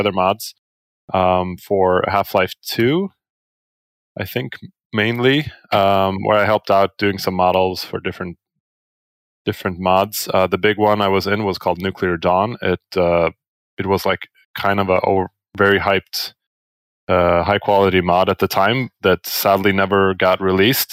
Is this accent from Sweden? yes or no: yes; Sweden; I'm from Sweden.